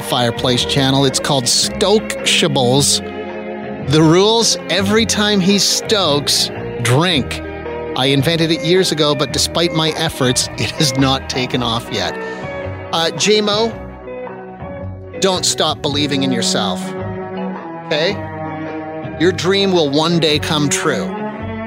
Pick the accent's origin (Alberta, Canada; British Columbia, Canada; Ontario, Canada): Alberta, Canada; We don't say a boot out here